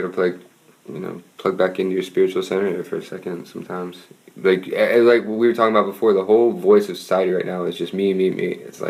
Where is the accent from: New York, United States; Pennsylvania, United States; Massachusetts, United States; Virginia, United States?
Pennsylvania, United States; I'm from Pennsylvania